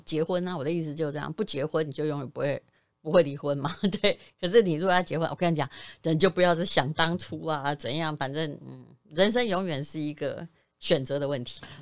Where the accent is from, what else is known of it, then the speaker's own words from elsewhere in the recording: Yilan County, Taiwan; moved away; 我以前在宜兰的时候也曾经买过一间房